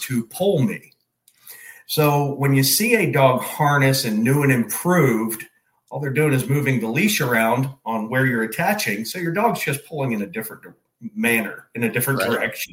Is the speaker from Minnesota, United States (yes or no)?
no; Pennsylvania, United States; also born or lived in Texas / Georgia; now in Florida, United States; I actually grew up in Pennsylvania, lived in Texas for a few years